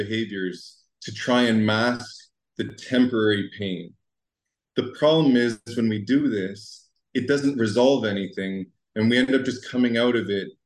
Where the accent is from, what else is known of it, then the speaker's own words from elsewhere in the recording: Ottawa, Ontario, Canada; I come from Ottawa, Canada